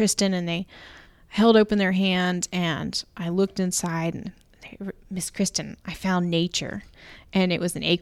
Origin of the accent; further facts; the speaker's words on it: Jacksonville, Florida, United States; I grew up in Jacksonville, Florida